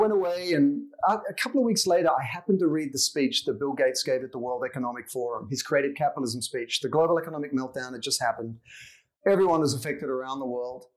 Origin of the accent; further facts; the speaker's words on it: Sydney, New South Wales, Australia; accent: Aussie; moved away as an adult; now in Los Angeles, United States; I grew up in Sydney and spent my whole life there until I was about 26, and I've been in LA now for over 20 years